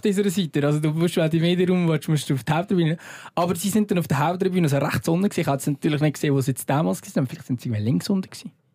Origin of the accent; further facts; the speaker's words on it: Lucerne, Switzerland; als Luzerner